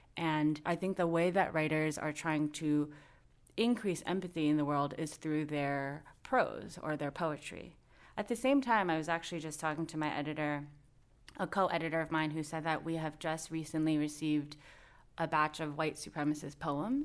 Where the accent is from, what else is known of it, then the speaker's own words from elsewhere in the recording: United States; growing up in the United States